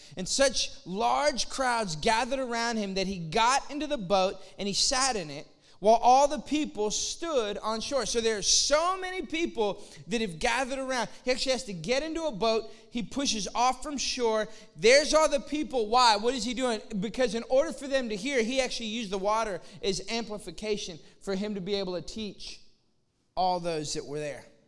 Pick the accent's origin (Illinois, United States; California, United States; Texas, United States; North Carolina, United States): Texas, United States; Austin; moved away as an adult; also born or lived in Lafayette, Louisiana; now in McKinney, United States; I'm from Austin.